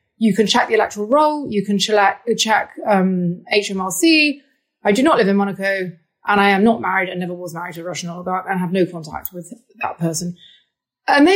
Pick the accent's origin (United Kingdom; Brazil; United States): United Kingdom; also born or lived in Moscow; I am British.